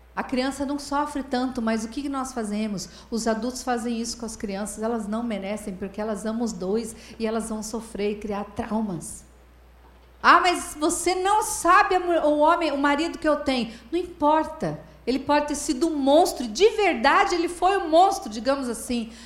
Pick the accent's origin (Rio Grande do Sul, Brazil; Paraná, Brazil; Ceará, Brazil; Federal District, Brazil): Paraná, Brazil; lá no meu estado, no Paraná